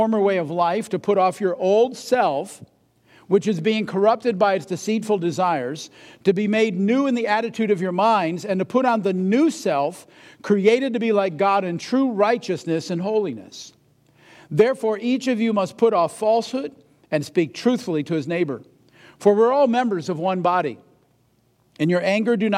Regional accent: New England, United States; moved away; I'm originally from New England

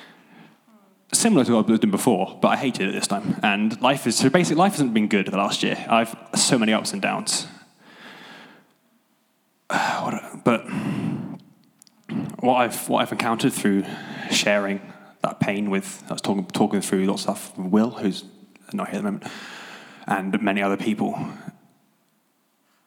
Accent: Devon, South West England, United Kingdom; moved away as an adult; now in Nottingham, United Kingdom; So I'm originally from Devon

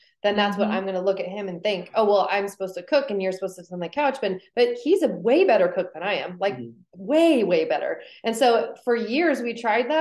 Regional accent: Seattle, Washington, United States; I'm from near Puyallup, right? I'm from Seattle, Pacific Northwest

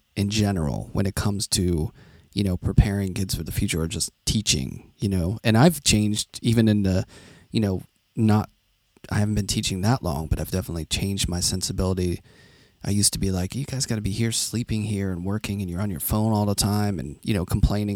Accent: Carnegie, Pennsylvania, United States; I grew up in Carnegie. That's how we say it. We don't say Carnegie. Carnegie, which is just outside of Pittsburgh

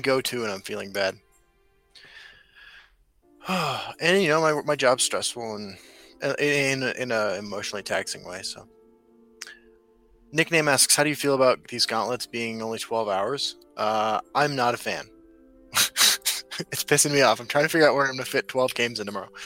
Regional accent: Midwest, United States; also born or lived in Brooklyn, New York; now in Denver, United States; I was from the Midwest

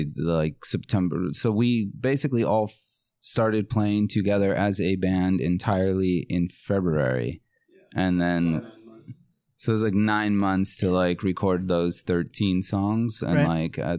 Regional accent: Norwalk, California, United States; also born or lived in Bogota, Colombia / Long Beach, California / Fullerton, California; I grew up in Norwalk, but okay. I was born in Colombia, in Bogota.

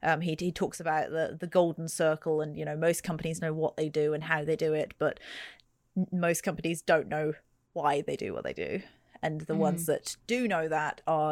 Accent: New Zealand; accent: English; So I live in New Zealand, and I've grown up here. I was born here, and I've always had this weird English accent.

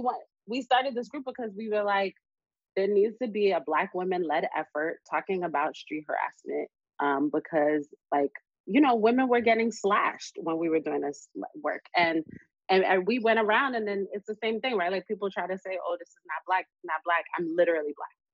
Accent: New York City, New York, United States; we're from Brooklyn. People wild out off of nothing

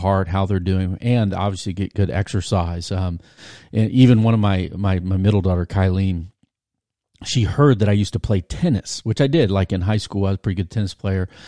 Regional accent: Virginia Beach, Virginia, United States; I grew up in Virginia Beach. My dad was a naval officer

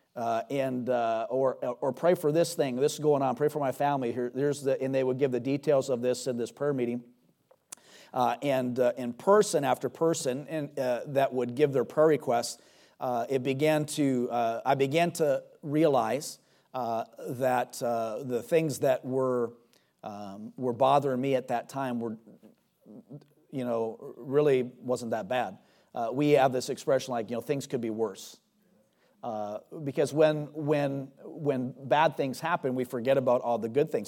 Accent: United States; as an American

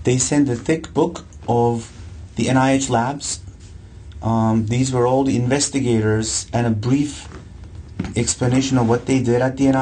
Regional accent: Ankara, Turkey; moved away as an adult; So I grew up in Turkey, Ankara, Turkey. I lived pretty much all my life there.

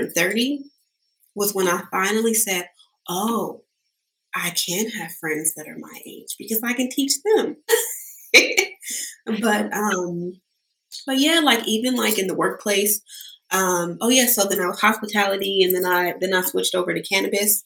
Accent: Sacramento, California, United States; I'm here from Sacramento. I grew up in Del Paso Heights

